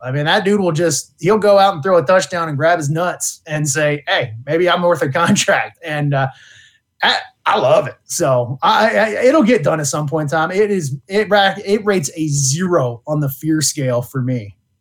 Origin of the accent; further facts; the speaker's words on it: Ohio, United States; I was born in Ohio.